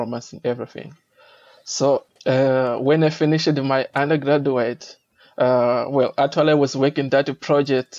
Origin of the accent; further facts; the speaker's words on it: Mozambique; I'm originally from Mozambique